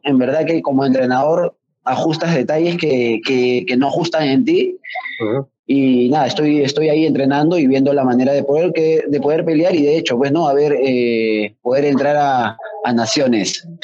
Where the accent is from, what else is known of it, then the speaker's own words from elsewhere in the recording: Peru; que usamos acá en Perú